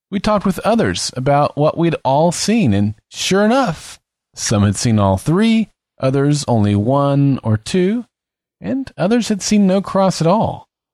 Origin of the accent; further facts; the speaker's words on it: United States; the small town in which I grew up